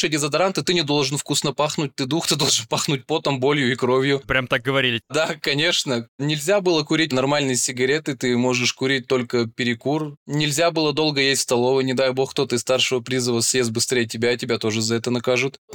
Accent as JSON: {"language": "Russian", "town": "Perm", "region": "Perm Krai", "country": "Russia", "said": "В 2009 году я из Перми призвался в армию, увезли меня в город Новосибирск, поселок Светлый."}